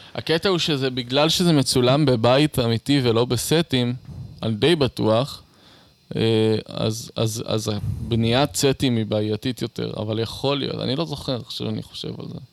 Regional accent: Beersheba, Southern District, Israel; also born or lived in Eilat; גדלתי בבאר שבע ואז באילת

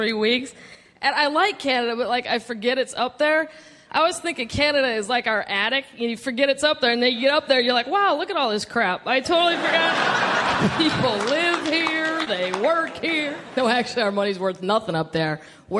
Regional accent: Midwest, United States; now in Los Angeles, United States; I knew nothing of Mexican culture. I'm originally from the Midwest. I moved to Los Angeles.

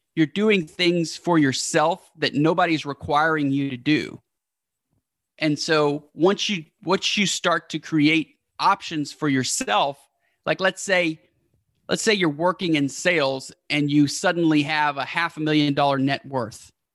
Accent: Houston, Texas, United States; the hometown where we're from, which is Houston

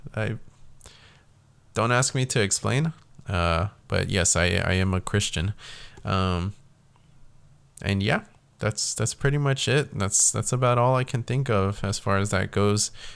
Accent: South Texas, United States; I was born and raised in South Texas

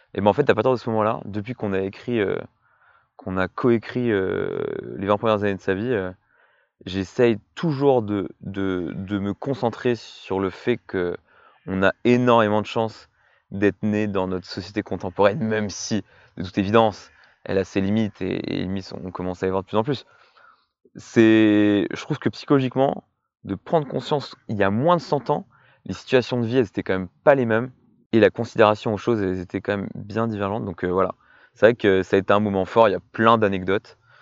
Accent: Orléanais, Centre-Val de Loire, France; also born or lived in Brittany; étant donné que l'on vient tous les deux de l'Orléanais

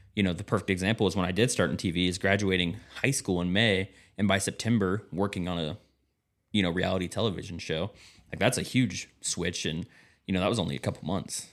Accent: Kansas, United States; moved away; I'm from Kansas

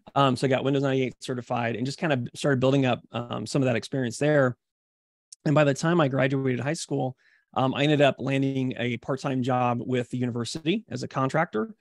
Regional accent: Columbia, Missouri, United States; I grew up in Columbia, Missouri, which is kind of in between Saint Louis and Kansas City

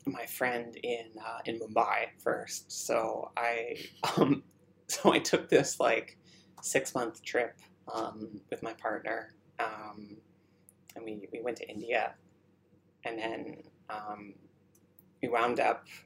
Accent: Ontario, Canada; also born or lived in Burnaby; I grew up outside of Toronto

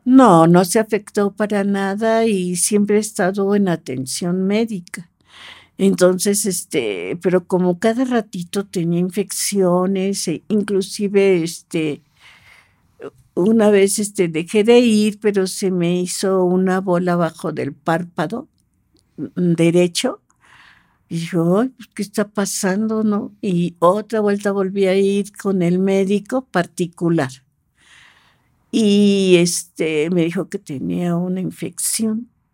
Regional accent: Mexico City, Mexico; yo nací aquí en, Ciudad de México

